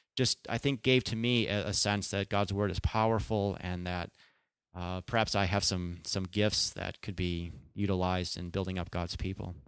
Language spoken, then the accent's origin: English; Chicago, Illinois, United States; moved away as an adult; also born or lived in California; I was born and raised in the Chicago area